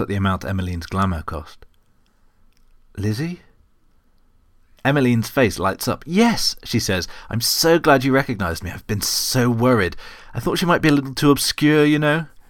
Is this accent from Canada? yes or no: no; United Kingdom; as a British person